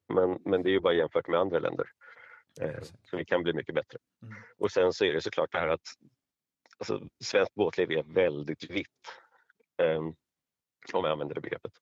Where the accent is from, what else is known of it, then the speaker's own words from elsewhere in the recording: Stockholm, Stockholm County, Sweden; jag är stockholmare och bor i Stockholm